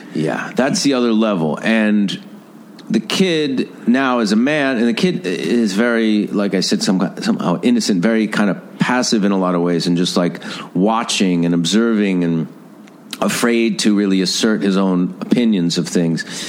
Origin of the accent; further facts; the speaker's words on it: Mount Vernon, New York, United States; where I grew up in Mount Vernon